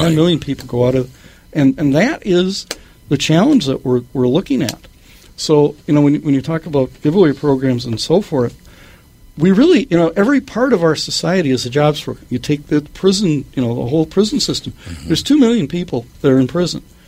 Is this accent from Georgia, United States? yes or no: no; Minneapolis, Minnesota, United States; South Minneapolis. Uh, uh, still living in the house that I was brought home